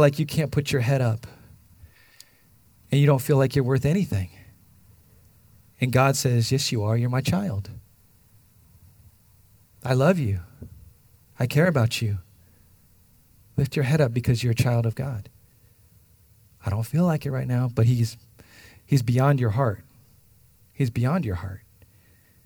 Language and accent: English; United States; Not through my American lens. Not through what I think and I've grown up